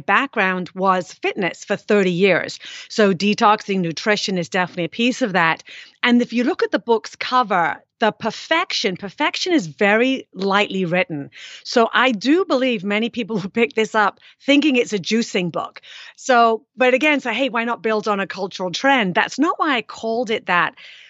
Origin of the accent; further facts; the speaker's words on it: United Kingdom; I am British.